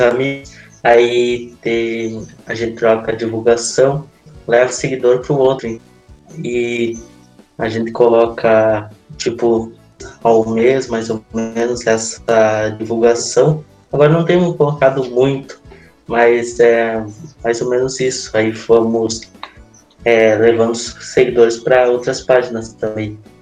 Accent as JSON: {"language": "Portuguese", "town": "Maçambará", "region": "Rio Grande do Sul", "country": "Brazil", "said": "sou de Massamará, é uma cidade pequena na fronteira oeste, com cerca de quase 5 mil habitantes"}